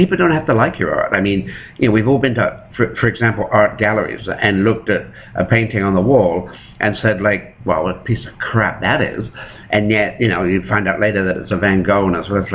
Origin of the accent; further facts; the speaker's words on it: England, United Kingdom; now in Toronto, Canada; I was growing up in England